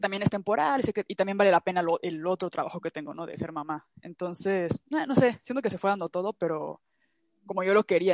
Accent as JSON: {"language": "Spanish", "country": "Mexico", "moved": "yes", "lives_now": "Europe", "said": "siento que mexicanos somos muy de, ya luego veo"}